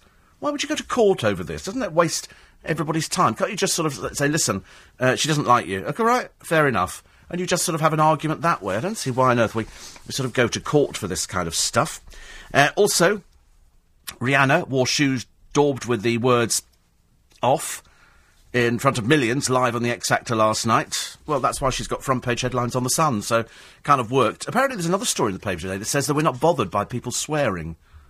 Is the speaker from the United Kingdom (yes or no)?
yes; United Kingdom; I think we'll join that queue because we're British. We like a queue.